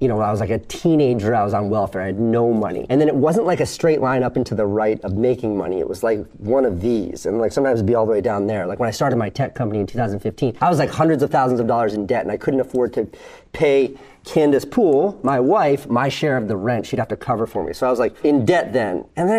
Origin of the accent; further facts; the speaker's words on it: Groton, Connecticut, United States; moved away as an adult; now in New York City, United States; I was from like literally the other side of the tracks, Groton, Connecticut